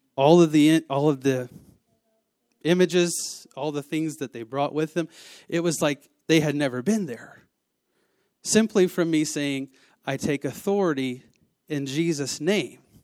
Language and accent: English; the South, United States; I am from the South